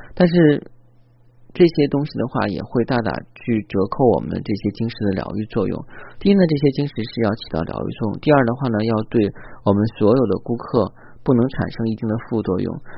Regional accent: China; 包括我们中国人的话

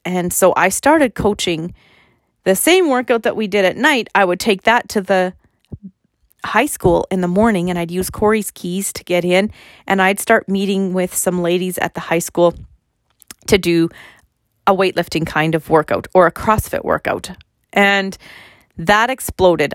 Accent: Fort Qu'Appelle, Saskatchewan, Canada; So I live in Fort Capel, and I grew up in Fort Capel, and I was actually born in Fort Capel

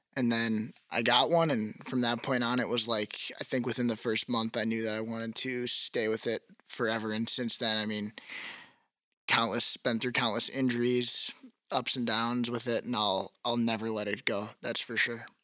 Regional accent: Wauwatosa, Wisconsin, United States; I'm from Wauwatosa

